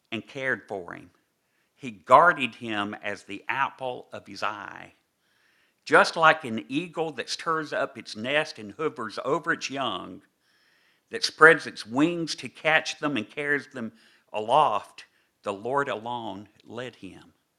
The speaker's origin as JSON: {"language": "English", "region": "the South", "country": "United States", "accent": "southern (implied)", "moved": "yes", "lives_now": "New York, United States", "said": "you perhaps can tell by my accent that I've not always lived in these northern states"}